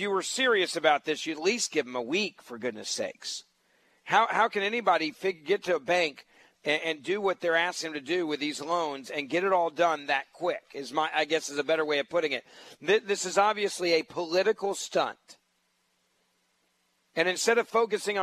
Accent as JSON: {"language": "English", "town": "Memphis", "region": "Tennessee", "country": "United States", "tie": "born or raised there", "said": "Memphis, my hometown"}